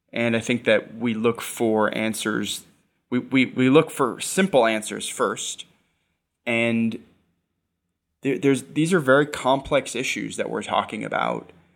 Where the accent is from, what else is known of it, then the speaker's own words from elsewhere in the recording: New York, United States; I'm a New Yorker. I've been a New Yorker for most of my life